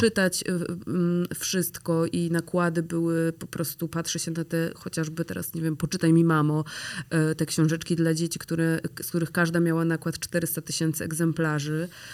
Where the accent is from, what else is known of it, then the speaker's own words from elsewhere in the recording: Grudziądz, Kuyavian-Pomeranian Voivodeship, Poland; now in Warsaw, Poland; jesteśmy z Grudziądza